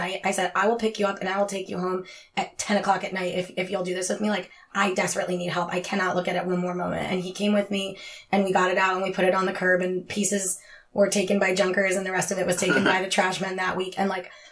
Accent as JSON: {"language": "English", "town": "Philadelphia", "region": "Pennsylvania", "country": "United States", "tie": "born or raised there", "also_born_or_lived": "Florida", "said": "I'm from Philly and I've lived in the same house my entire life"}